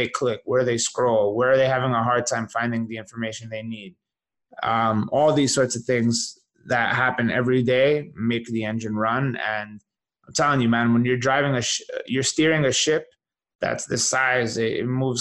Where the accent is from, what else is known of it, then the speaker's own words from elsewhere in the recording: New York, United States; as a New Yorker